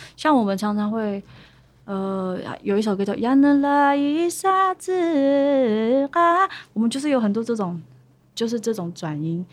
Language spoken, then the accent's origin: Chinese; Chunri, Pingtung County, Taiwan; 来自屏东县春日乡